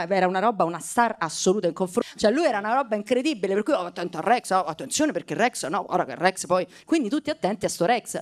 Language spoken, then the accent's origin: Italian; Rome, Lazio, Italy; io sono romana e nata e cresciuta a Testaccio